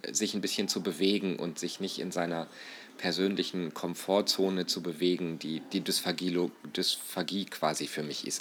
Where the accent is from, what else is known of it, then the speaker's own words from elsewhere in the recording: Northern Germany, Germany; now in Austria; als typisch Norddeutschen und jetzt als Ausländer in Österreich